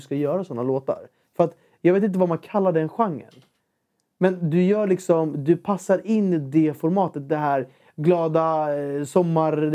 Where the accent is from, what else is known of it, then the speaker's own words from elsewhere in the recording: Ekerö, Stockholm County, Sweden; jag är uppvuxen på Ekerö